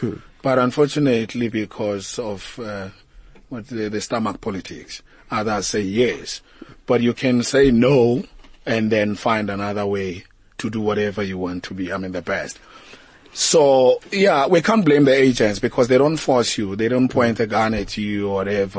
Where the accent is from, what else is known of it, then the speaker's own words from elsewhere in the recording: South Africa; we need to find our culture as South African artists